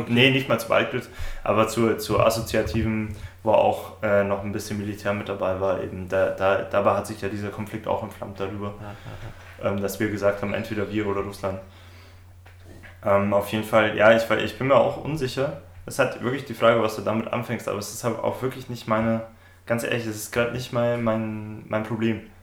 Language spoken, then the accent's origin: German; Bavaria, Germany; eine lustige Anekdote aus meiner Heimat